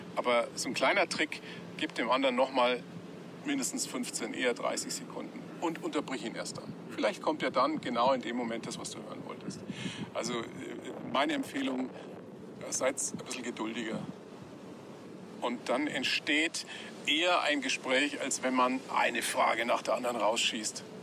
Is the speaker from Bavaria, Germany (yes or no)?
yes; Weiden, Bavaria, Germany; Ich bin ja zweisprachig aufgewachsen. Meine Eltern aus dem Norden, mhm. ich in Weiden in der Oberpfalz sozialisiert.